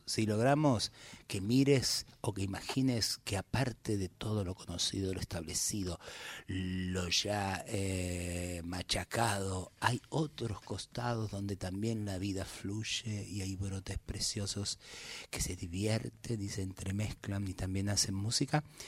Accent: Buenos Aires Province, Argentina; el haber crecido en el conurbano

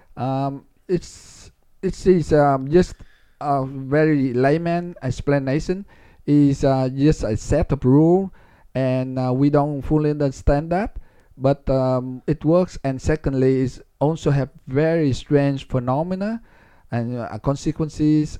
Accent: Ho Chi Minh City, Vietnam; moved away; I was born in Saigon, which is, which was a big city

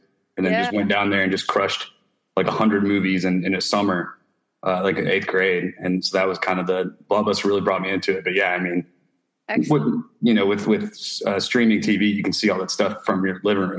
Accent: Bartlett, Tennessee, United States; I grew up in Bartlett

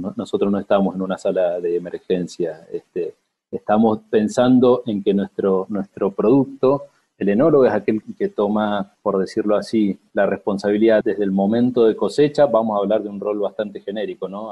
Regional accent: Mendoza, Argentina; moved away as an adult; also born or lived in San Juan; now in Cafayate, Argentina; Yo soy nacido en Mendoza, fue un colegio con una formación agrícola

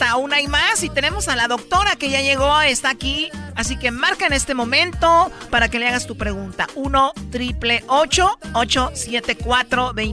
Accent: Jalisco, Mexico; porque yo soy de Jalisco. Y el Canelo es de Jalisco.

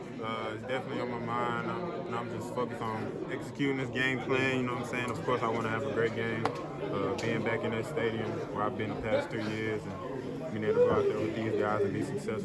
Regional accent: St. Louis, Missouri, United States; I'm a Cardinals fan, so yeah, I'm from St. Louis

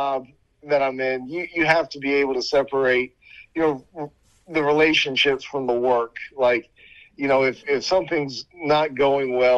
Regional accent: Columbia, South Carolina, United States; born and raised in Columbia, went to Spring Valley High School

